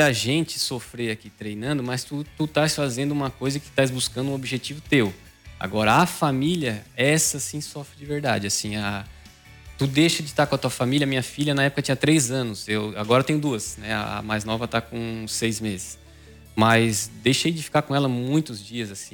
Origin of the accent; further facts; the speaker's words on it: Maracajá, Santa Catarina, Brazil; now in Araranguá, Brazil; sou natural de Maracajá, mas moro há muitos anos já em Araranguá